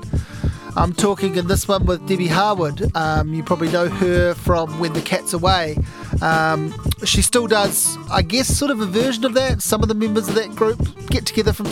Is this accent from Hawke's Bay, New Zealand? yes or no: yes; near Havelock North, Hawke's Bay, New Zealand; We're in the hills of Havelock North, and we're very close to where I grew up